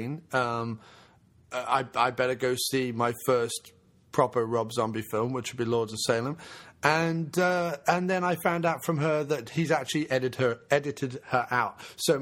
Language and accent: English; United Kingdom; being British